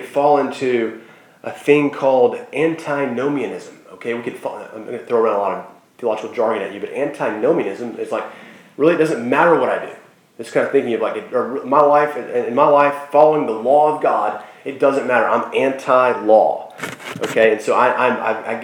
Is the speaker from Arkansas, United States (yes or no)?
yes; Sherwood, Arkansas, United States; I grew up in Sherwood, Arkansas